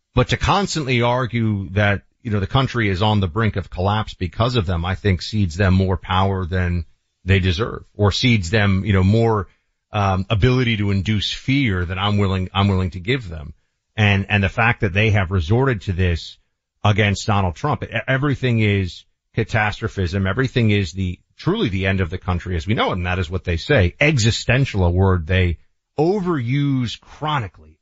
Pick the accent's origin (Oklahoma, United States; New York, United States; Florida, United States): Florida, United States; born or raised there